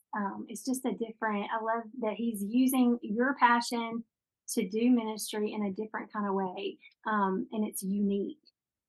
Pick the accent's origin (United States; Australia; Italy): United States; West Monroe, Louisiana; now in Oxford, United States; I'm from West Monroe.